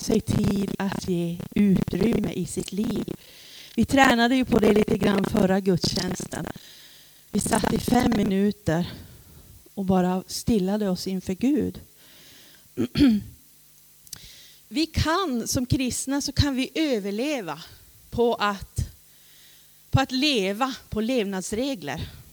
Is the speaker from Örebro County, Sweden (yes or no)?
no; Vidsel, Norrbotten County, Sweden; also born or lived in Rosvik; now in Luleå, Sweden; själv kommer jag från Vidsel